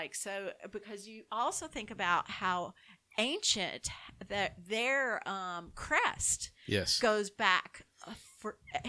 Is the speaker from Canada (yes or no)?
no; Southern Germany, Germany; English is a second language; Born and bred, Southern Germany.